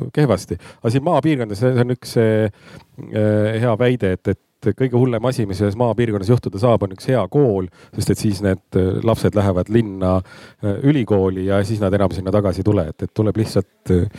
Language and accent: Estonian; South Estonia, Estonia; now in Tallinn, Estonia; ma olen äh, ka Lõuna-Eestist pärit